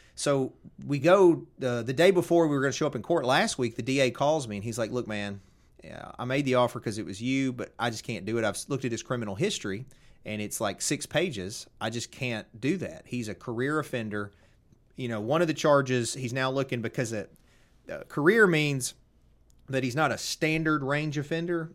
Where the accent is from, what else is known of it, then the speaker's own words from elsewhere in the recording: Covington, Tennessee, United States; I'm from Covington.